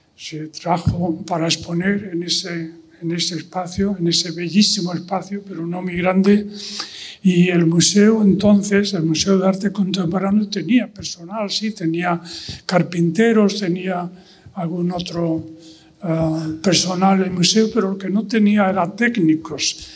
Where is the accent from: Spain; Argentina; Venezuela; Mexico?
Spain; Yo mismo también, como español, como ciudadano español